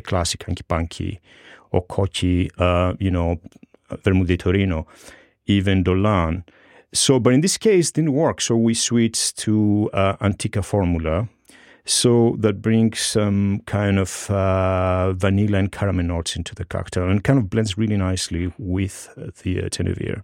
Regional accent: Greece; moved away as an adult; now in New York, United States; I grew up in Greece

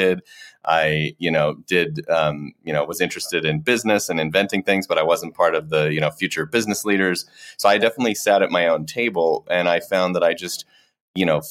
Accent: Colorado, United States; moved away; also born or lived in Ohio / St. Louis, Missouri; So I was born in Ohio, did a tour of duty in St. Louis, Missouri, and then grew up for the most part in Colorado

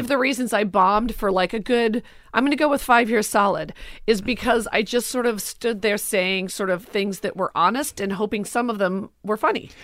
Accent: Forest Park, Illinois, United States; moved away; also born or lived in Los Angeles; I grew up in Forest Park, Oak Park, never Chicago proper

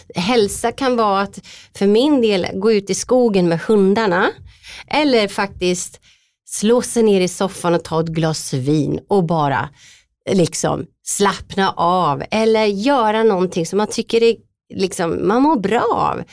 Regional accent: Linköping, Östergötland, Sweden; Valla djurklinik i eh, Linköping där jag kommer ifrån

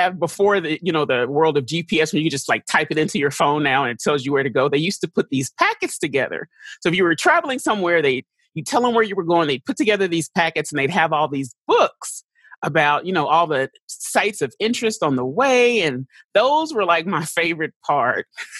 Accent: St. Louis, Missouri, United States; born there; I was born in St. Louis because my father was actually doing his residency.

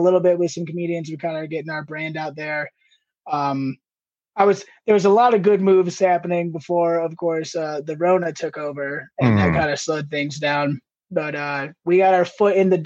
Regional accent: between Toledo and Bowling Green, northwest Ohio, United States; born or raised there; moved away as an adult; also born or lived in Marquette, Michigan / Cincinnati, Ohio / Ann Arbor, Michigan; now in Steamboat Springs, United States

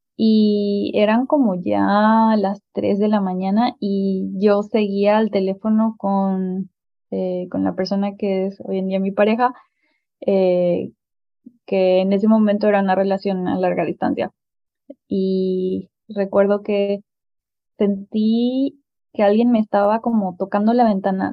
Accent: Paraguay; En mi país

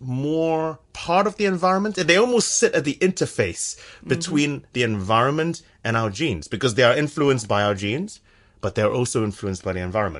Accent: San Francisco, California, United States; now in Cambridge, United Kingdom; So I'm from San Francisco. I don't sound like my wife's English. But so I did my undergraduate at the University of California at Berkeley.

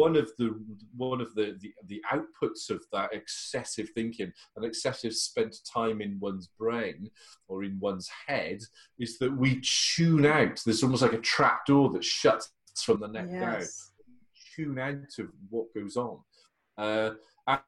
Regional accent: Wales, United Kingdom; as a Welshman

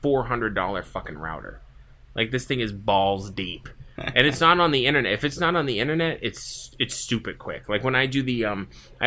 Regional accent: East Coast, United States; I'm from the East Coast

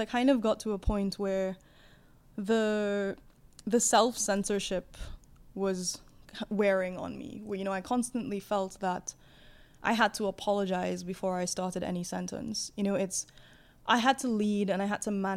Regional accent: Trinidad & Tobago; moved away as an adult; also born or lived in London, United Kingdom; I was raised in the Caribbean

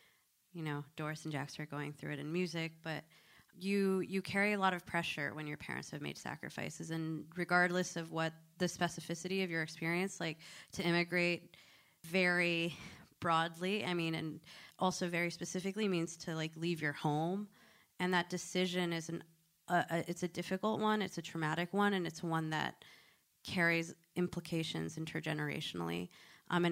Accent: Connecticut, United States; I grew up in Connecticut

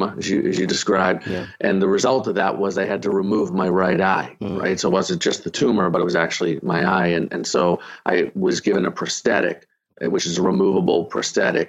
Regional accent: Boston, Massachusetts, United States; also born or lived in Arlington, Massachusetts; now in Miami, United States; I'm from Boston. I live in Miami.

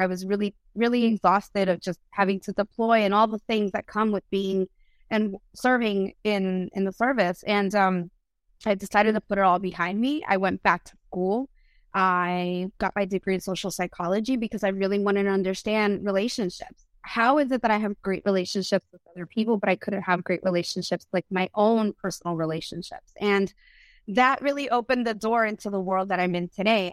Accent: United States; first language Spanish; English is a second language; I'm first generation of America. My mom immigrated from Ecuador

